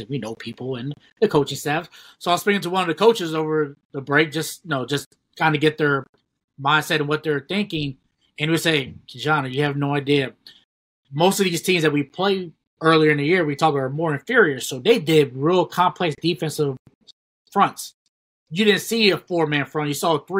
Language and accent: English; Ohio, United States; we grew up in Big Ten country, so we knew what the Big Ten meant to us, being from Ohio.